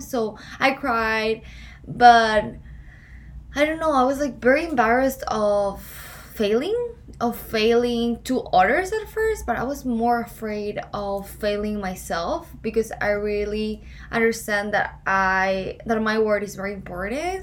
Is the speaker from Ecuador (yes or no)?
yes; Ecuador; English is a second language; moved away as an adult; now in Boca Raton, United States; why I'm here in Boca Raton if I'm from Ecuador